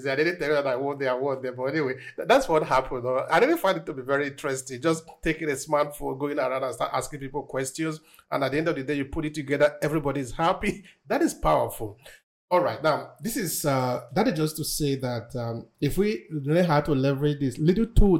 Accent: Nigeria; moved away as an adult; now in Verona, Italy; I'm originally from Nigeria, but I'm living in the northern city of Italy, which is called Verona

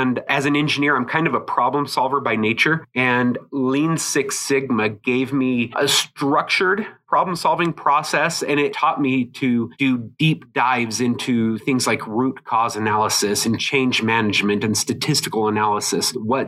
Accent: Utah, United States; born there; I was born on Hill Air Force Base, and a lot of my family is from here in Utah.

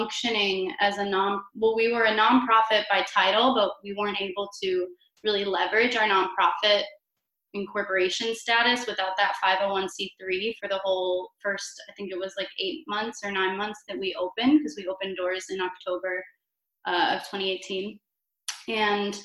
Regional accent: Cleveland, Ohio, United States; moved away as an adult; now in Chicago, United States; I come originally from Cleveland, Ohio.

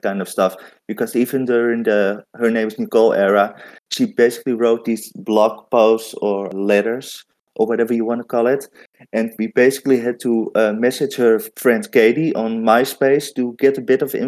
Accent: Netherlands; I'm from the Netherlands

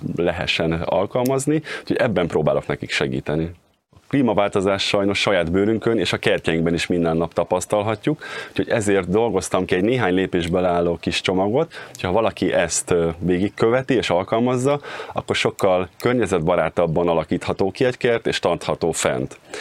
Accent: Cegléd, Pest, Hungary; moved away as an adult; also born or lived in Budapest; now in Pilisszentkereszt, Hungary; Vidéken nőttem föl Cegléden, és Pestre kerültem a Kertészeti Egyetemre

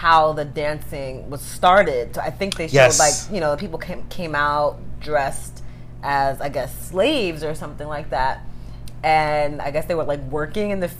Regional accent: New York City, New York, United States; we grew up in Brooklyn, poor area

